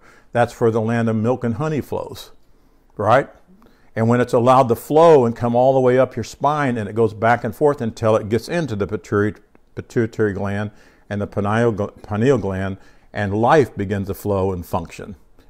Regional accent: United States; I am an American, right? This is the country that we grew up in.

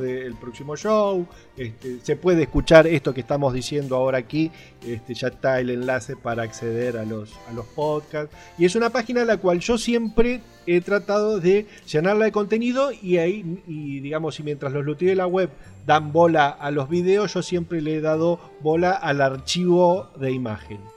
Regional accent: Argentina; Soy, soy de Argentina

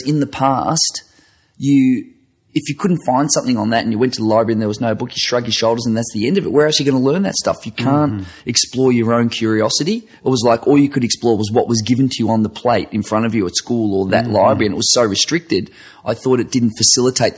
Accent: Werribee, Victoria, Australia; I grew up in Werribee, which is an outer western suburb of Melbourne

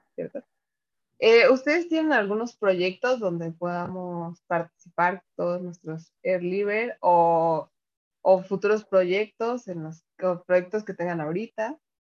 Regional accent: Jalisco, Mexico; yo, yo soy de, de Jalisco y vivo en Guadalajara

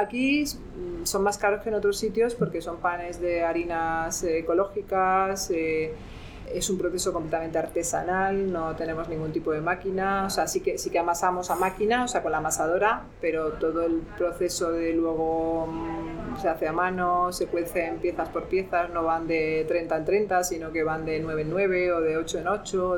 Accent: Extremadura, Spain; romero, que es algo muy eh, particular en mi tierra

